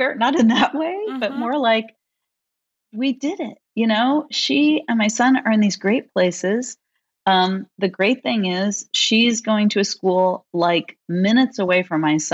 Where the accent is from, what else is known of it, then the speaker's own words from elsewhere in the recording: San Francisco Bay Area, California, United States; I grew up in the San Francisco Bay Area